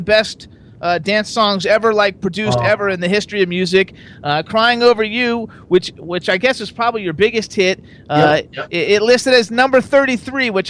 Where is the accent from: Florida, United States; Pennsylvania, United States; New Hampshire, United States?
Florida, United States; Fort Lauderdale; I was from Fort Lauderdale, so, like, TKA and Trenier and Lanier and all those guys were, like, from my hometown